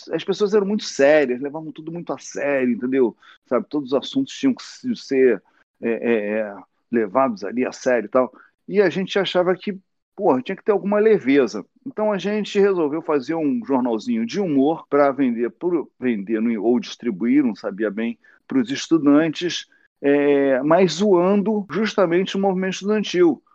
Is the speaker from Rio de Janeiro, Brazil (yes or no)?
yes; Rio de Janeiro, Brazil; moved away as an adult; also born or lived in Santa Teresa / São Conrado / Leblon; eu sou da Vila da Penha